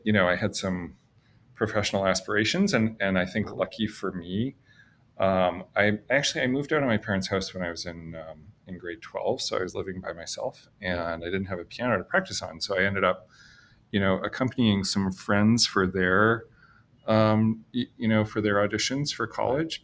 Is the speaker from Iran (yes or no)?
no; Fredericton, New Brunswick, Canada; now in Boston, United States; I'm Canadian and I grew up in New Brunswick in Canada